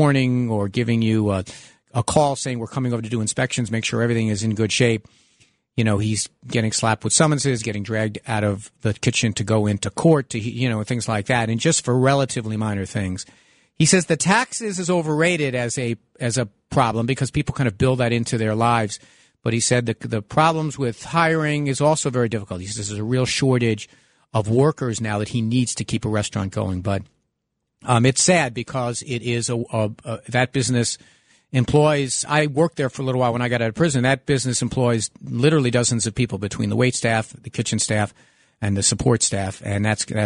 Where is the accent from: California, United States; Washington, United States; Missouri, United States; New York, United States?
New York, United States; New York City; also born or lived in Lower Manhattan; the house I grew up in Park Slope, also where I live now in Lower Manhattan